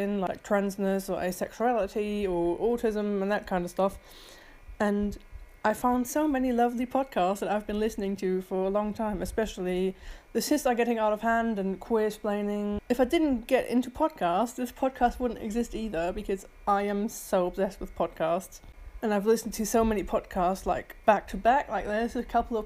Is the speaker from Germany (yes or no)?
yes; Germany; moved away as an adult; now in United Kingdom; I'm originally from Germany and I moved to the UK in October 2019